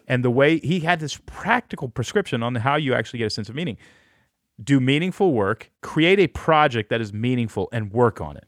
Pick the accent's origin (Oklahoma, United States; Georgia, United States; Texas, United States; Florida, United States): Texas, United States; moved away as an adult; I grew up in Texas